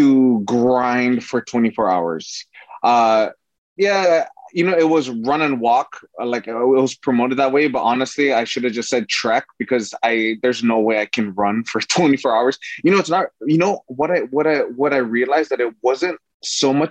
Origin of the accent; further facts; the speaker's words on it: Northern Mariana Islands; moved away; growing up in Saipan, there's not much really to do. You know, I grew up on an island that's 14 miles long by 7 miles